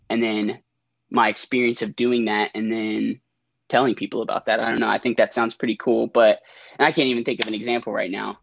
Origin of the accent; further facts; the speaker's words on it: Elizabethtown, Kentucky, United States; now in Lexington, United States; I'm from Elizabethtown, Kentucky